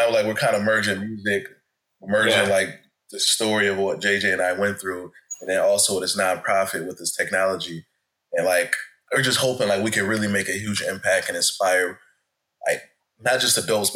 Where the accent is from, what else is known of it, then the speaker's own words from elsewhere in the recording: Buffalo, New York, United States; growing up in Buffalo, New York